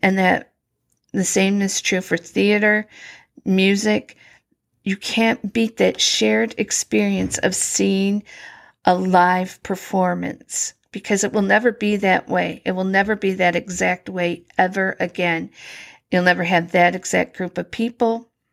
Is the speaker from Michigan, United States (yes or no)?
yes; Lapeer, Michigan, United States; moved away as an adult; also born or lived in Kansas City, Missouri / Milwaukee, Wisconsin; I was born and raised in Lapeer, Michigan